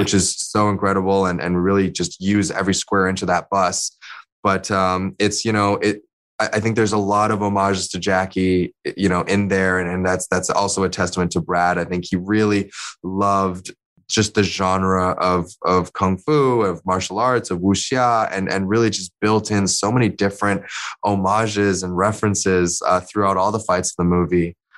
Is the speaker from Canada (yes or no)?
yes; Canada; also born or lived in China / London; I'm Asian Canadian